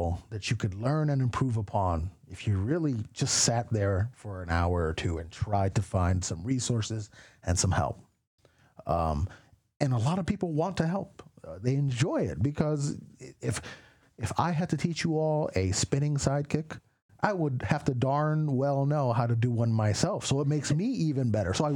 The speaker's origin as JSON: {"language": "English", "town": "Miami", "region": "Florida", "country": "United States", "tie": "born or raised there", "also_born_or_lived": "Queens, New York", "moved": "yes", "lives_now": "Atlanta, United States", "said": "I was born in Queens, New York, right across the street from McDowell's from Coming to America, which was a Wendy's at the time. I don't think it's there anymore, but that's where I'm from. I was raised mostly and largely in Miami"}